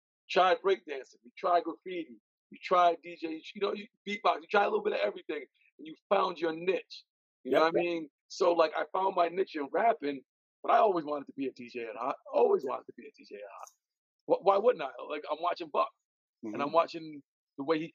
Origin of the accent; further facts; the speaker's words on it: Providence, Rhode Island, United States; I was born on Dudley Street.